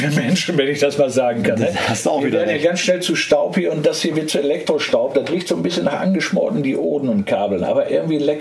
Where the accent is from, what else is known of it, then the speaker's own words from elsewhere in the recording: Bochum, North Rhine-Westphalia, Germany; Ich komme aus Bochum